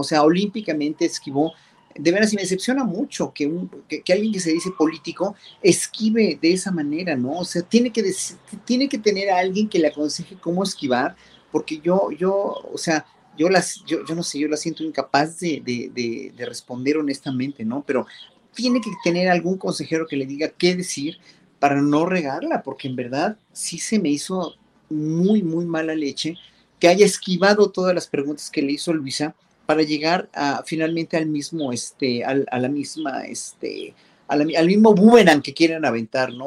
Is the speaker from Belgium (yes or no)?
no; Mexico; como pueblo mexicano